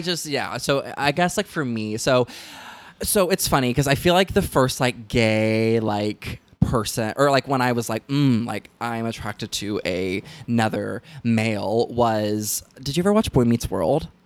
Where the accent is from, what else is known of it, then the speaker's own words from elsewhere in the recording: the South, United States; moved away; I was raised in the South